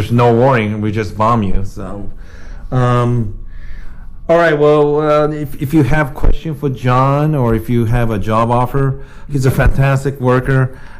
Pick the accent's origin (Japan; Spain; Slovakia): Japan; I grew up in Japan, so in Japan, if you threaten people